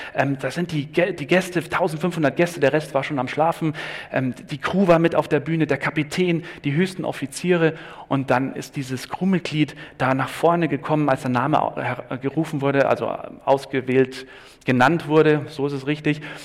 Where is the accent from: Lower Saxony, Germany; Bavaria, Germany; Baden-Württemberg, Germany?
Bavaria, Germany; ich bin Bayer